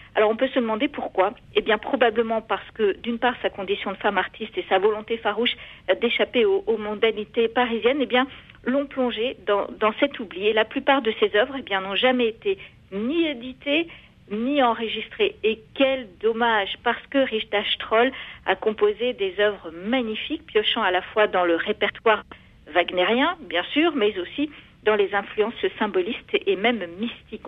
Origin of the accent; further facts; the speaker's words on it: Pont-Aven, Brittany, France; chez nous à Pont-Aven